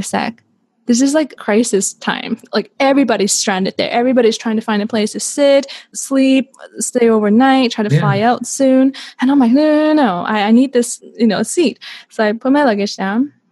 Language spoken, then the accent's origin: English; Canada; moved away as an adult; also born or lived in Hong Kong / Vancouver / Zurich, Switzerland; I was born in Hong Kong. I was raised in Canada